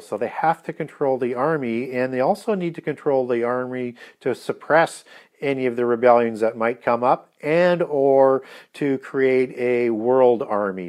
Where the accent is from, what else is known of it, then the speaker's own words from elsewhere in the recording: Canada; being a Canadian